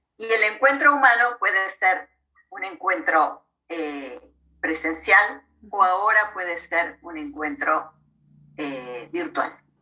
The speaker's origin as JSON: {"language": "Spanish", "country": "Argentina", "also_born_or_lived": "La Plata, Argentina", "said": "Yo soy argentina, vivo, aquí, vivo en la ciudad de La Plata, cerca de la capital federal de Buenos Aires"}